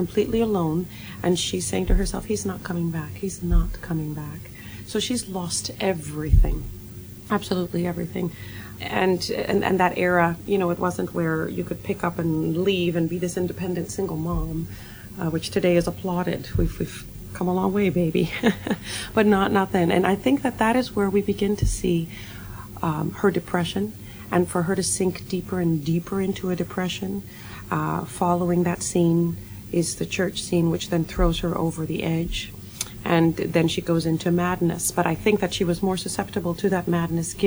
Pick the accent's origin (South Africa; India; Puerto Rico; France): Puerto Rico; moved away; I was born in Puerto Rico